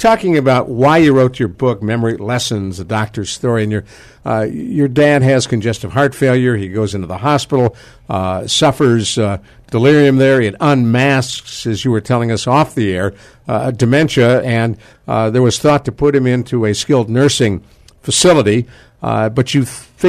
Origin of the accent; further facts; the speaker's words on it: the North, United States; moved away; I grew up in the North, so I know Bucknell.